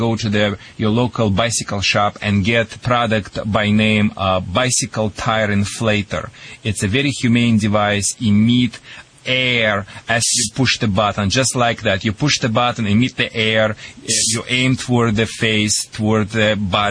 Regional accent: Russia; accent: Russian; moved away; also born or lived in Michigan; my Russian accent

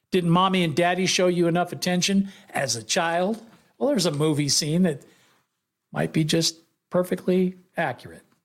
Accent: Bay Area, California, United States; I grew up in the Bay Area.

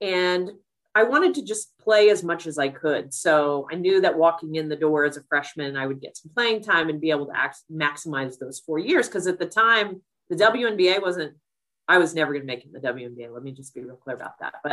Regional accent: Missouri, United States; moved away as an adult; also born or lived in Connecticut; my home state, in a city that I love

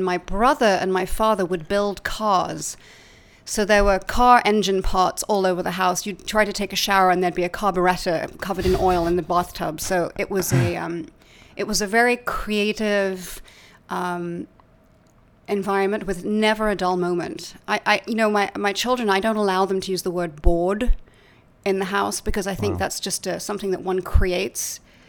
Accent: Laleham, South East England, United Kingdom; My whole childhood. In fact, my parents only recently moved out of my childhood home.

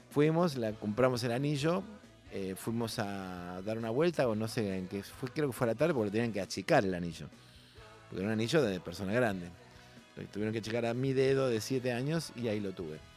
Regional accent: Villa Adelina, Buenos Aires, Argentina; Nací en Villa en esa casa que aún está ahí en pie

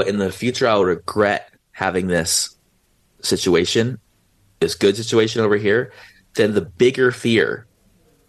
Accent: San Diego, California, United States; I was 16 and I'm from San Diego

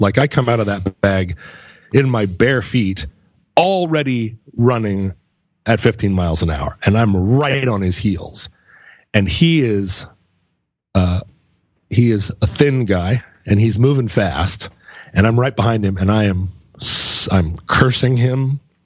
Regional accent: United States; I'm an American.

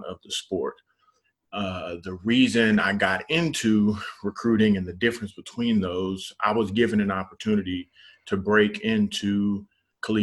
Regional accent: Dallas, Texas, United States; I'm from Dallas, born and raised, went to W.T. White High School in DISD

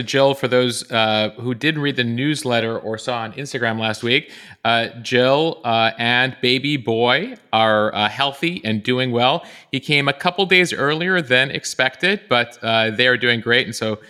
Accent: Buffalo Grove, Illinois, United States; I grew up in the northern suburbs, initially in Morton Grove and then Buffalo Grove. So officially for Chicago, and I'm a suburbanite as well

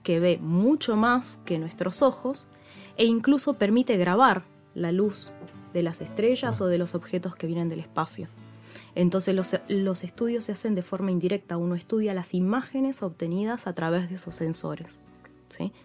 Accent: San Rafael, Mendoza, Argentina; yo soy de San Rafael Mendoza y a mí me fascinó la astronomía con el cielo de San Rafael Mendoza

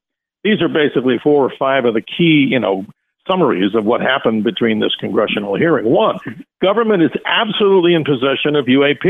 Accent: New York, United States; I'm a New Yorker too.

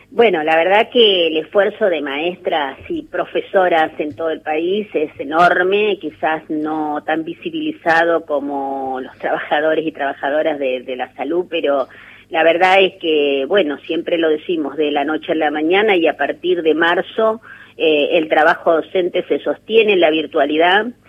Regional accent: La Pampa, Argentina; soy de La Pampa

